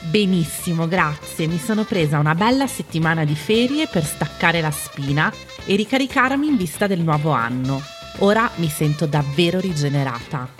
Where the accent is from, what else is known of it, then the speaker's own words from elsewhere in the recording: Milan, Lombardy, Italy; Milano, che è la mia città natale